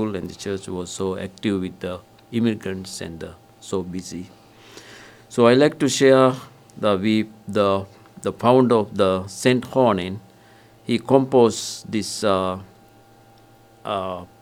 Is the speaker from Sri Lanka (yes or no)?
yes; Sri Lanka; now in Kohala, United States; I'm from Sri Lanka